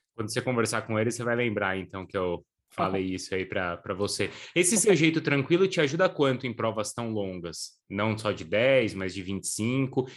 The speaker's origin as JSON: {"language": "Portuguese", "region": "São Paulo", "country": "Brazil", "said": "eu sou paulista"}